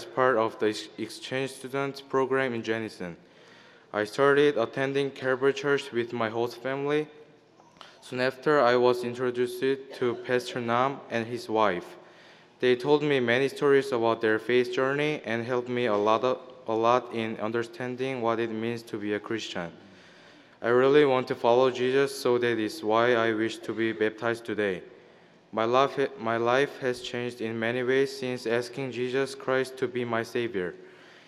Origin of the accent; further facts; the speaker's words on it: South Korea; moved away; I was born in South Korea